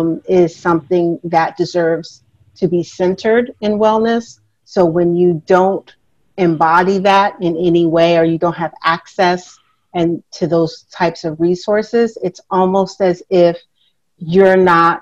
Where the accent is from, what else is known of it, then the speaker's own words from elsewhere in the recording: California, United States; now in New York City, United States; And I'm originally from California, and so I've lived all over.